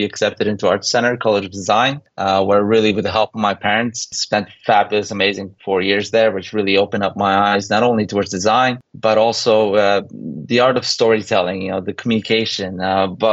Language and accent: English; Poland; moved away; also born or lived in Canada; growing up in Poland, born in the early 80s, we had the opportunity to emigrate to Canada